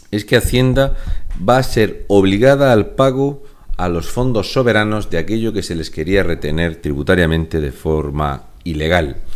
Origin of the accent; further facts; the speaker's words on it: Region of Murcia, Spain; un murciano encabronado.